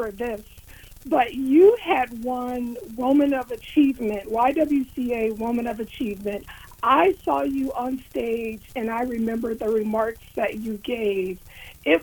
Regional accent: Warren, Ohio, United States; moved away as an adult; also born or lived in Washington, D.C.; now in Columbus, United States; I am originally from Warren, Ohio

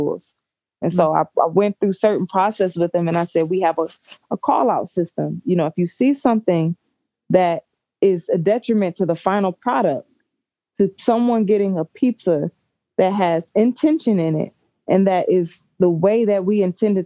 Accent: Warren, Michigan, United States; I grew up in Warren

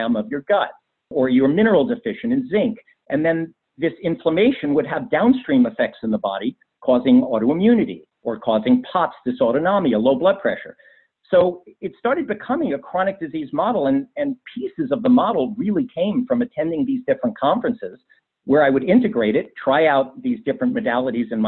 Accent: New York City, New York, United States; moved away as an adult; now in Hudson Valley, United States; was from Bayside, Queens

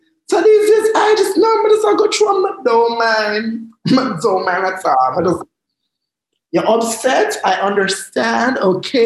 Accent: Jamaica; as a Jamaican

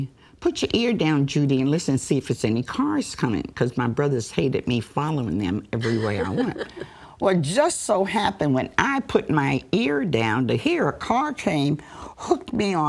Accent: Cabin John, Maryland, United States; also born or lived in Washington, D.C.; growing up in Washington, D.C., or living in Cabin John, Maryland, as a young person

